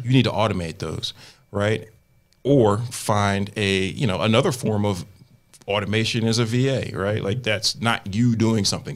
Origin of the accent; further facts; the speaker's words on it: Willingboro, New Jersey, United States; my neighborhood in New Jersey where I grew up is becoming like one of the hottest markets where people are trying to flip properties in my hometown